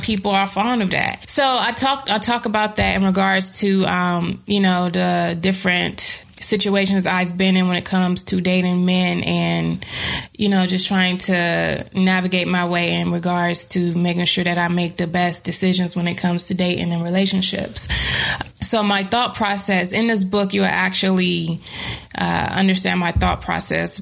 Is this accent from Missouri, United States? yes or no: no; Bertie County, North Carolina, United States; moved away as an adult; I grew up in a black neighborhood, of course. I'm from Bertie County, 252